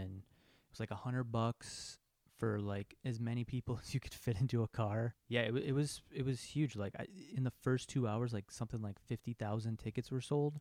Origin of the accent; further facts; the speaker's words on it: Chicago, Illinois, United States; I'm from Chicago